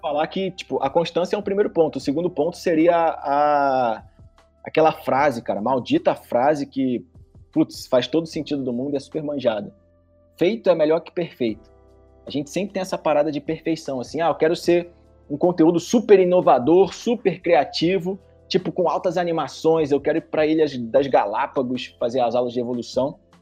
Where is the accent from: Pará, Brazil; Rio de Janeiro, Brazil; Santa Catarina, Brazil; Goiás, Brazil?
Rio de Janeiro, Brazil; lá no meu bairro, lá em Tereza. Lá no Rio de Janeiro